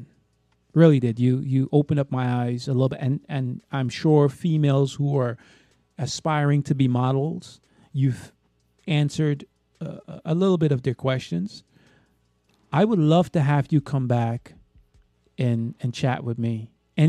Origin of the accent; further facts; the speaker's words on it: New York City, New York, United States; I'm from New York, actually. I'm from Brooklyn